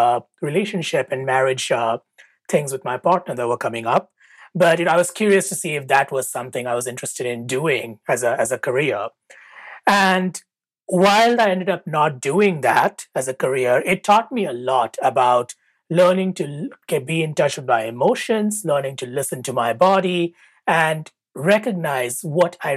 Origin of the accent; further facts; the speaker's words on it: India; moved away as an adult; now in United States; I grew up in India